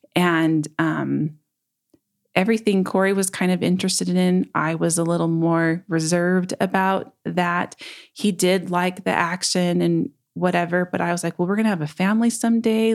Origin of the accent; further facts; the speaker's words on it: Murray, Utah, United States; also born or lived in Logan, Utah / Tremonton, Utah; now in West Valley City, United States; I grew up in Murray, Utah